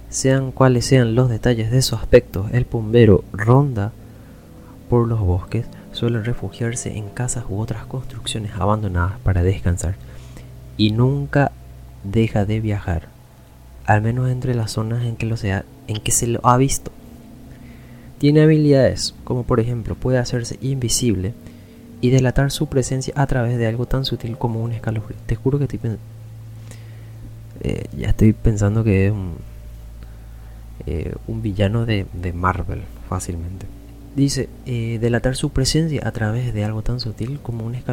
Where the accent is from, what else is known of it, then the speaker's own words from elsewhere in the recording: Paraguay; Así que nosotros como paraguayos conocemos bien realmente cómo es esta mitología.